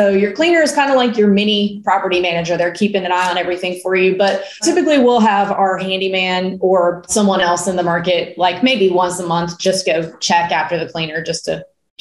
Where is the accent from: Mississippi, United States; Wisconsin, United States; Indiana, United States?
Mississippi, United States; Starkville; I grew up in Starkville, Mississippi